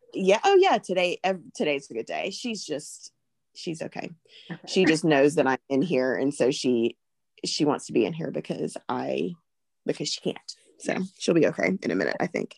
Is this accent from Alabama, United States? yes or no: yes; Alabama, United States; I am from Alabama.